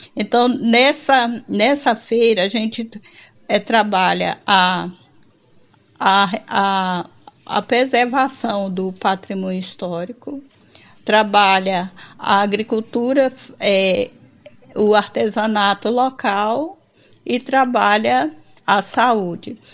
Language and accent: Portuguese; Porto Nacional, Tocantins, Brazil; Eu sou de Porto Nacional, Tocantins